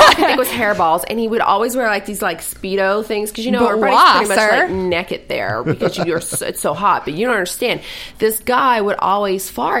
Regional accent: New Orleans, Louisiana, United States; accent: southern; Oh, I'm from Louisiana.

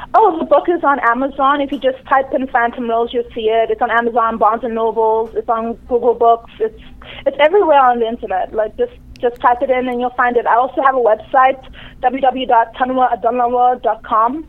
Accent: Durban, KwaZulu-Natal, South Africa; moved away as an adult; also born or lived in Nigeria; now in Toronto, Canada; I grew up in South Africa

